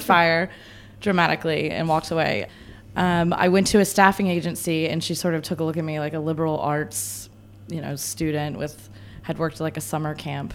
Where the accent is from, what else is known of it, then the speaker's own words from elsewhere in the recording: the South, United States; I'm from the South